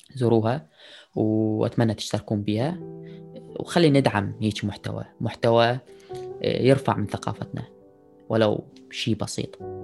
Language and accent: Arabic; Iraq; اني عراقي من بلد حضارات